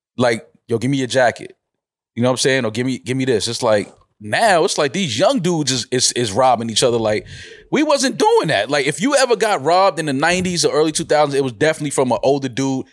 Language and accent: English; New York, United States; moved away; I'm from New York